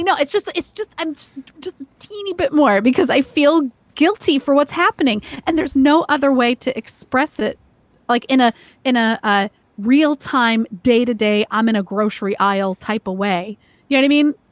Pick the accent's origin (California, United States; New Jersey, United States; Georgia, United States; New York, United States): Georgia, United States; moved away as an adult; now in Maryland, United States; growing up in Georgia